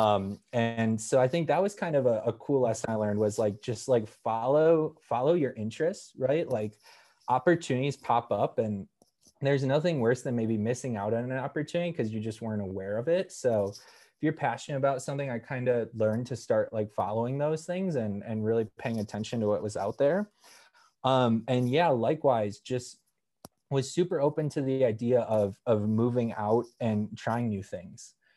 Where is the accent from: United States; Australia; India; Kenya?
United States; Wisconsin; moved away; I was a bit stubborn growing up that I wanted to move away from Wisconsin.